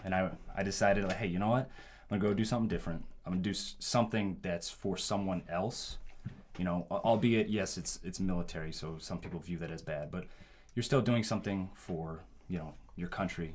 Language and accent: English; Nebraska, United States; born and raised in Nebraska, okay? Midwest boy